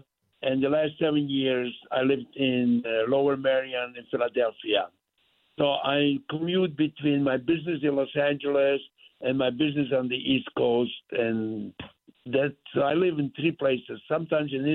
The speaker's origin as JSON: {"language": "English", "town": "Bardejov", "region": "Prešov Region", "country": "Slovakia", "tie": "born or raised there", "first_language": "Yiddish", "second_language": "English", "moved": "yes", "lives_now": "United States", "said": "I was born in Slovakia, in a little town, eastern part of Slovakia, called Bardejov"}